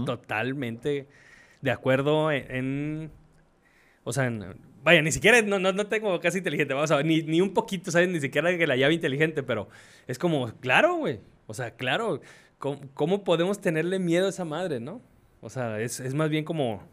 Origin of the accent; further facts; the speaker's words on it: Mexico; yo lo estoy diciendo como mexicano